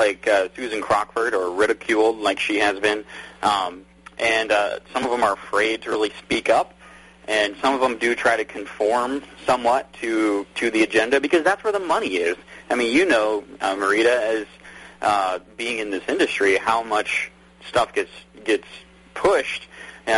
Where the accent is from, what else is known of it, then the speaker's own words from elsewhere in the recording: Montana, United States; I grew up in Montana